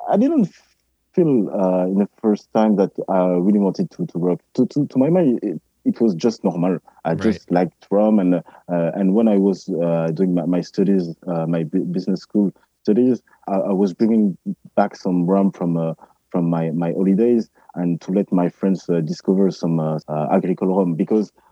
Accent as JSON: {"language": "English", "country": "Martinique", "also_born_or_lived": "Guadeloupe", "said": "okay, I'm from Martinique and Guadeloupe. Of course, I, I know rum"}